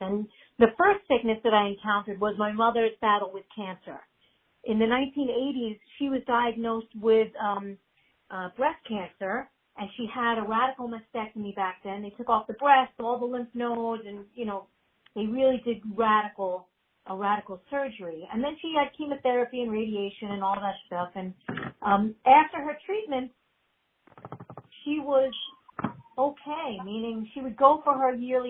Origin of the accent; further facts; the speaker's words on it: New York City, New York, United States; also born or lived in Manhattan; I grew up, I'm a native New Yorker. I've been here 51 years, going on 52 years. I grew up in Queens, New York